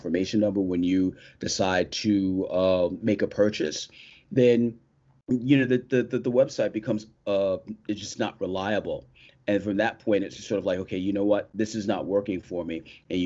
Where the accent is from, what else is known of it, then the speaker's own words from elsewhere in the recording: New York, United States; I am a New Yorker born and raised